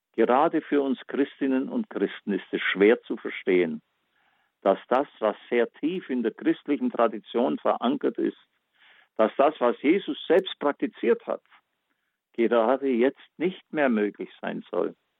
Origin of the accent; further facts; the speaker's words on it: Backnang, Baden-Württemberg, Germany; meine Heimatstadt Backnang